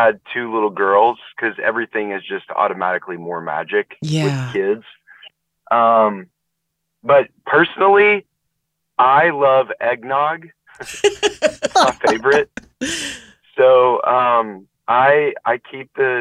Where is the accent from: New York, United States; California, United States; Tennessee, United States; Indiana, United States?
Tennessee, United States; Nashville; I grew up in Nashville, not too far from Chattanooga